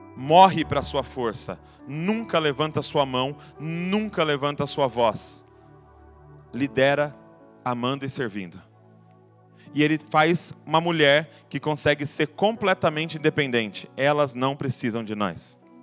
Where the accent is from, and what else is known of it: Brazil